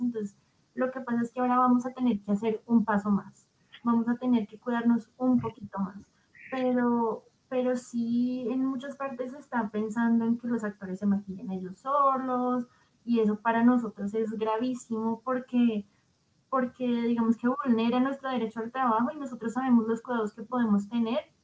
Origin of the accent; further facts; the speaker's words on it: Bogotá, Colombia; nuestra ciudad